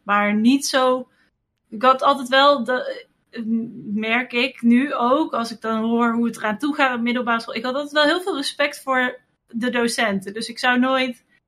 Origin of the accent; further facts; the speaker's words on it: Wamel, Gelderland, Netherlands; Ik ben opgegroeid in Wamel. Dat is een eh, dorpje